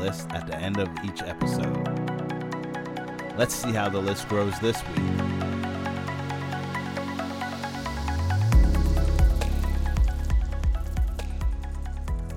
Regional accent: Canada; I am also from Canada

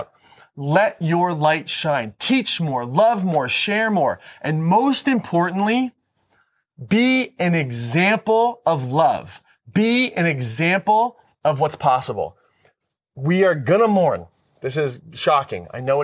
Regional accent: United States; I'm responding as an American.

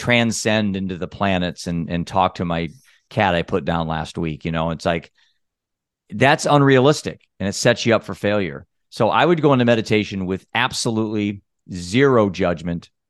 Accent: Iowa, United States; I'm a dad from Iowa.

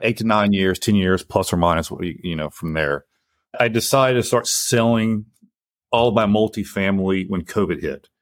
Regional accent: Lake Charles, Louisiana, United States; also born or lived in Houston; Came back to where I grew up in Lake Charles, Louisiana, got my real estate license

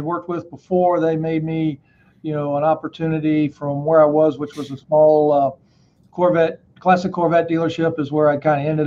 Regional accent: Atlanta, Georgia, United States; moved away as an adult; Atlanta. It's my hometown.

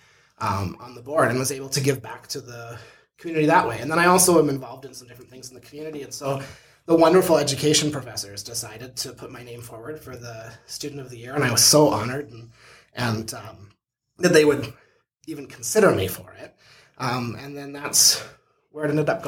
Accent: Sceptre, Saskatchewan, Canada; moved away; also born or lived in Medicine Hat, Alberta; I grew up in Scepter, Saskatchewan, which is a really tiny town outside of Leader

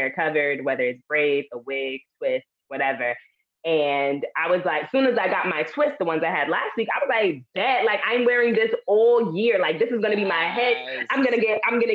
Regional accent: New York City, New York, United States; I'm from Harlem. I'm from Harlem, New York

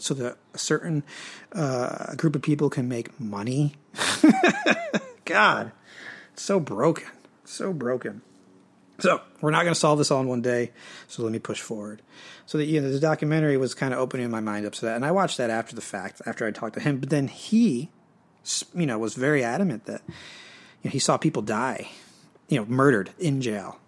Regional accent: United States; I am American, but half of me is French Canadian in nature, or no, in origin

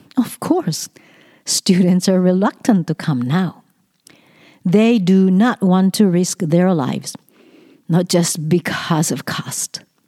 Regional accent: Japan; moved away as an adult; now in Canada; my country, Japan

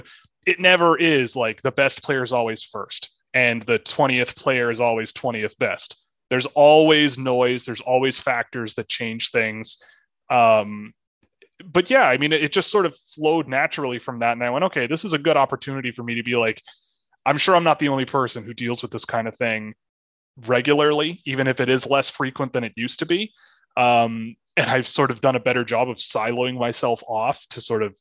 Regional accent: Toronto, Ontario, Canada; when I grew up, I mean, I'm from Toronto. I grew up playing hockey.

